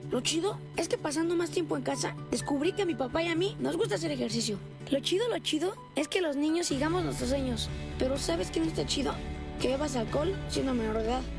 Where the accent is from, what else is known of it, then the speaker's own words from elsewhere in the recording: Mexico; Hay que apostarle a recuperar esa hermandad que debemos de tener como mexicanas y mexicanos.